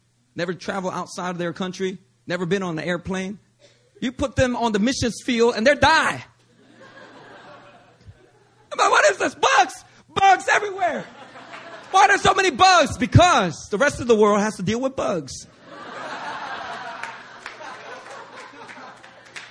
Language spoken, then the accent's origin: English; Philadelphia, Pennsylvania, United States; born or raised there